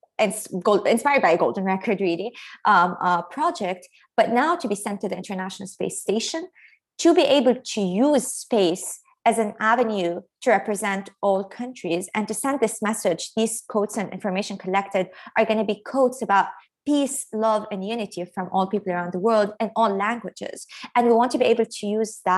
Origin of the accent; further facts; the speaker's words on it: Lebanon; moved away; growing up in Lebanon